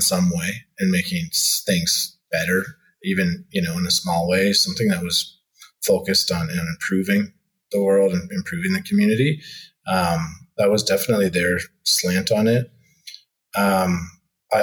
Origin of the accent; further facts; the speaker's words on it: southern Ontario, Canada; now in Calgary, Canada; I grew up in a very rural community, actually, in southern Ontario